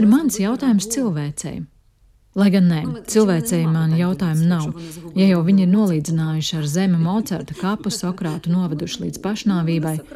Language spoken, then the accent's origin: Latvian; Uzhhorod, Zakarpattia Oblast, Ukraine; Latvian is a second language; esmu dzimusi Užgorodā, krievalodīgā ģimenē